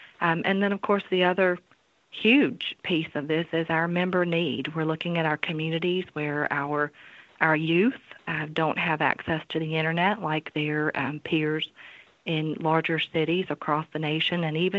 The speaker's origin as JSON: {"language": "English", "region": "Virginia", "country": "United States", "tie": "born or raised there", "said": "I sure am. Born and raised in Amherst County, which is a neighboring county for our headquarters here at Central Virginia Electric Cooperative."}